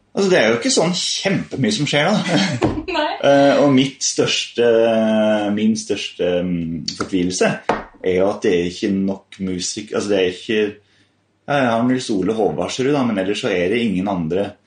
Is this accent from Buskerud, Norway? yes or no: yes; Rødberg, Buskerud, Norway; also born or lived in Haugsbygd / Hønefoss; jeg kom fra Rødberg